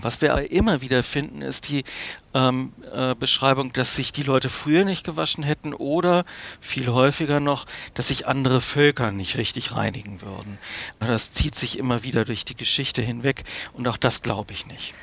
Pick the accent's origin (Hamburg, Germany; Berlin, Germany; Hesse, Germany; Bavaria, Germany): Hamburg, Germany; meine Heimatstadt Hamburg